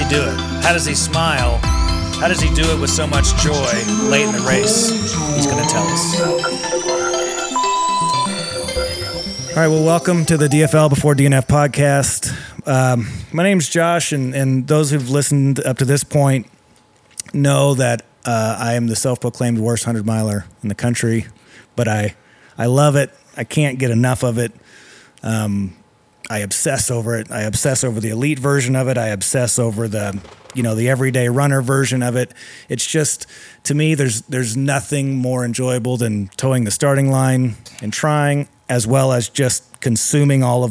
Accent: Texas, United States; I'm from Texas

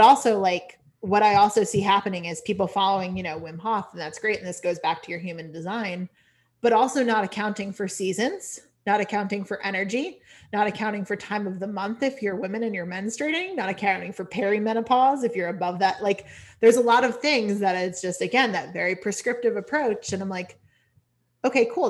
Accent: Connecticut, United States; also born or lived in California / Washington, D.C. / North Carolina; now in Maine, United States; technically I was born in California but like a lot of my upbringing was Connecticut

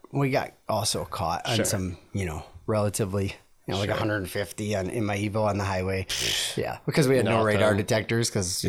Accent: Minneapolis, Minnesota, United States; born there; So I was born in Minneapolis area, and then moved all over.

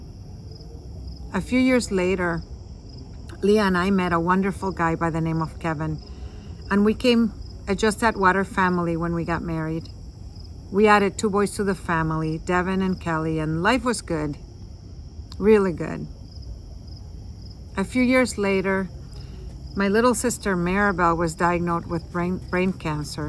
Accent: San Juan, Puerto Rico; moved away as an adult; I was born in San Juan, Puerto Rico to a Catholic family

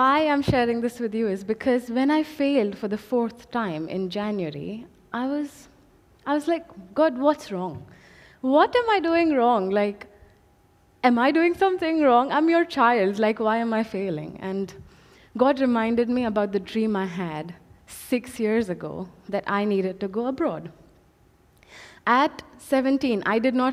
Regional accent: India; moved away as an adult; I come from India, 24 years of my life, I've stayed with my parents, I've studied there, I've worked there.

